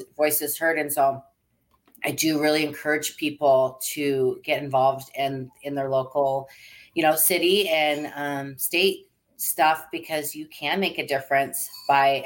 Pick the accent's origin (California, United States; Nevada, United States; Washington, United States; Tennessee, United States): Washington, United States; Seattle; moved away as an adult; now in Arizona, United States; my husband and I grew up in Seattle area